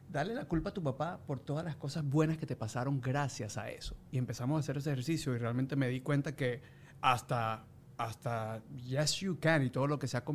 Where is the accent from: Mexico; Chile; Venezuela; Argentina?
Venezuela